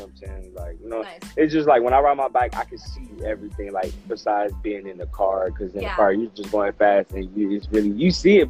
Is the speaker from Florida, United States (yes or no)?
yes; Orlando, Florida, United States; moved away; I'm from Orlando.